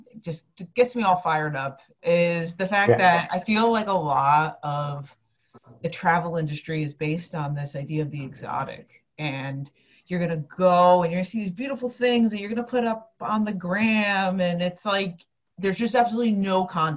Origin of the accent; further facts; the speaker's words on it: New Jersey, United States; I'm from North Jersey